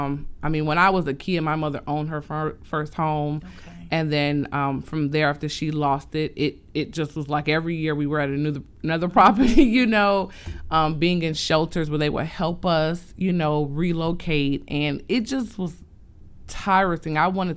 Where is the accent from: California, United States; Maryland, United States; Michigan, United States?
Michigan, United States; Detroit; So growing up in Detroit, we were from house to house, shelters to shelters, city to city.